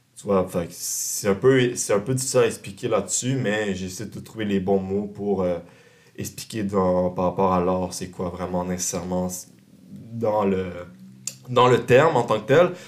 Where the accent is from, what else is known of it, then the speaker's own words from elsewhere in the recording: Montreal, Quebec, Canada; je viens du sud-ouest de Montréal